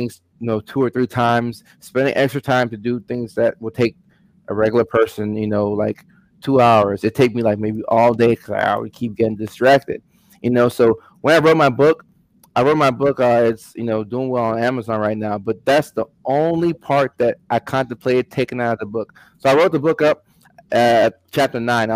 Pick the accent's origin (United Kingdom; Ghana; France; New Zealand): Ghana; moved away; also born or lived in Virginia; I'm from Ghana, West Africa originally